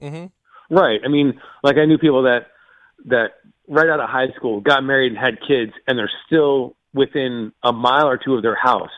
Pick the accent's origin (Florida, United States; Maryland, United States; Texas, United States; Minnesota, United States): Florida, United States; Fort Lauderdale; moved away; I grew up on the East Coast of Florida